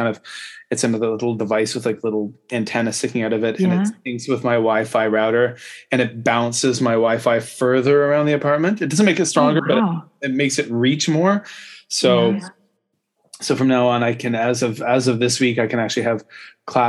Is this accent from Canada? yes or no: yes; Canada; now in Japan; I'm a Canadian